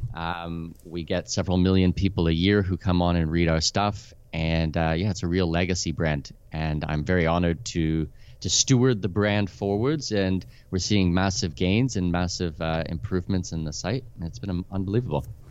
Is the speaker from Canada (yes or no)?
yes; Canada; moved away as an adult; also born or lived in Middle East / Abu Dhabi; now in Panama City, Panama; I'm Canadian with Danish heritage